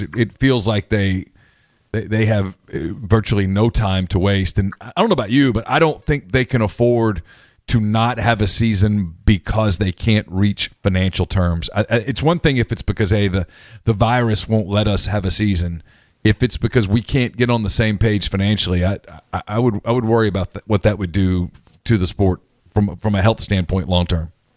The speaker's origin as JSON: {"language": "English", "region": "North Louisiana", "country": "United States", "tie": "born or raised there", "said": "I grew up in North Louisiana"}